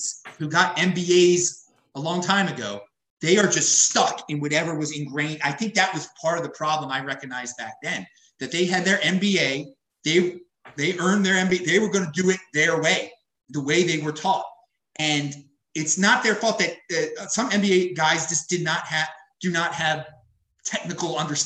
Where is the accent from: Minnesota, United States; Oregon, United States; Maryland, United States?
Maryland, United States; Baltimore; moved away as an adult; also born or lived in St. Louis, Missouri; I'm from Baltimore, Maryland, originally